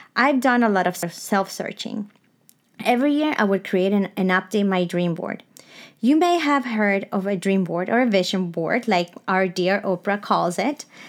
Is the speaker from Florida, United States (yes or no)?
yes; South Florida, United States; moved away as an adult; also born or lived in Caracas, Venezuela; now in Napa Valley, United States; I was born in Caracas, Venezuela, raised in sunny South Florida, and now discover my life purpose in Napa Valley